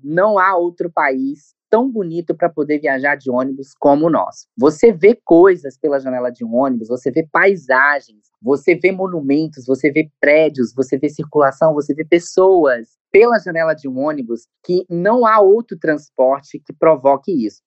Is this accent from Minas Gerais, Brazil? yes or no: yes; Governador Valadares, Minas Gerais, Brazil; da cidade de Governador Valadares, que é minha cidade natal